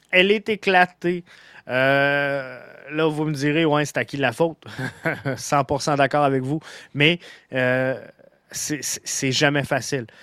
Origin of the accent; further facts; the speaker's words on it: Montreal, Quebec, Canada; depuis le Sénégal où je me trouve. Je suis de tout cœur euh, ambassadeur du CFM. Je suis montréalais.